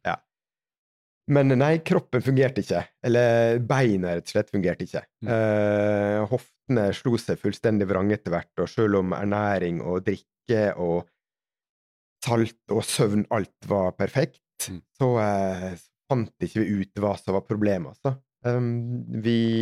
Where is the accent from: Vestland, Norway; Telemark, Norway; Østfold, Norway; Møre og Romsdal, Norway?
Møre og Romsdal, Norway; Sunnmøre; moved away; som sunnmøring så skal jeg ha mest mulig for pengene